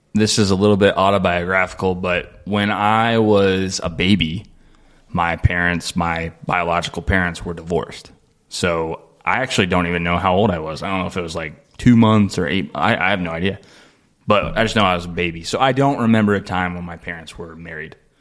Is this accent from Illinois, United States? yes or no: no; Dayton, Ohio, United States; moved away as an adult; now in Aurora, United States; I'm from Dayton, Ohio